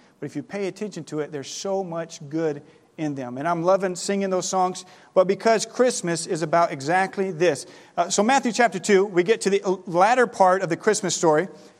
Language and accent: English; Ribeirão Preto, São Paulo, Brazil; moved away; I grew up in Brazil. This time of year in Brazil, it is not cold, it is not snowy, it is hot. Right now, today, I saw that in Ribeirão Preto, where we lived before we came up, it is 95 degrees